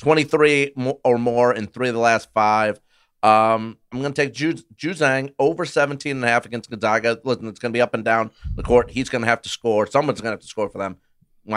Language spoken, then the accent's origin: English; upstate New York, United States; we're all from New York, and I'm from upstate. I'm a Syracuse fan.